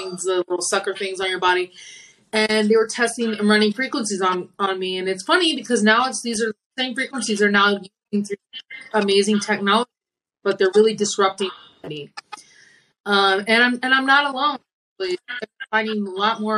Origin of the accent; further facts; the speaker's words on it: Maryland, United States; I was born in Maryland